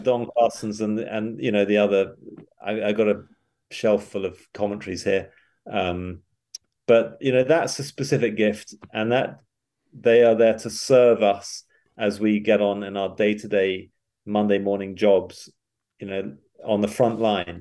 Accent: United Kingdom; moved away as an adult; also born or lived in England; now in Knoxville, United States; I'm, I'm British

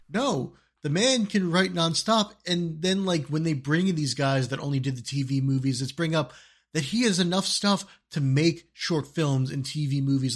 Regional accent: Boston, Massachusetts, United States; I'm a kid from Boston area

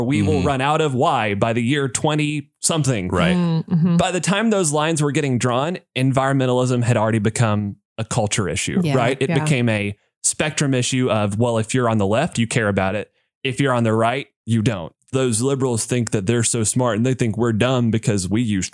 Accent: the South, United States; My Christian family growing up in the South, we were farmers

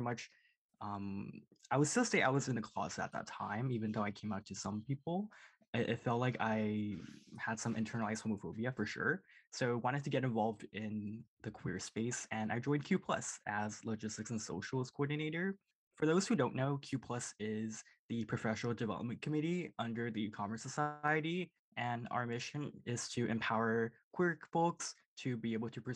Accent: Surrey, British Columbia, Canada; moved away as an adult; now in Kingston, Canada; I grew up in Surrey, so a pretty small suburban town.

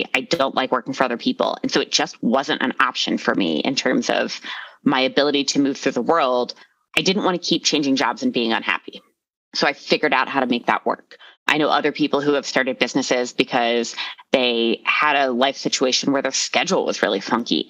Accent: Philadelphia, Pennsylvania, United States; now in Arvada, United States; I am originally from Philadelphia and we are a blunt and kind of mean people

